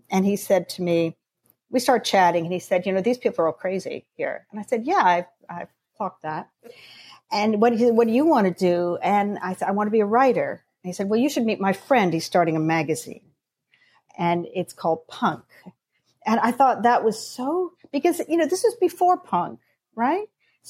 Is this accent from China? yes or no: no; Canada; also born or lived in London, United Kingdom; I'm Canadian, but I spent my teenage years in London, went to university, and I went back to Canada for a while. And I was in Toronto.